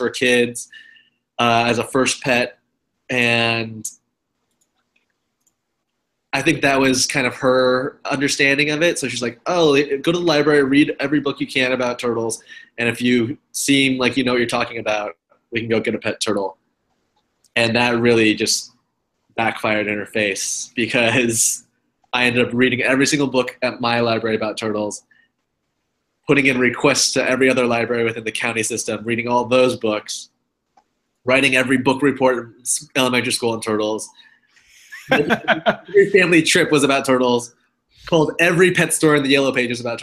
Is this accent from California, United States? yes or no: yes; Bay Area, California, United States; now in East Coast, United States; I grew up in the Bay Area of California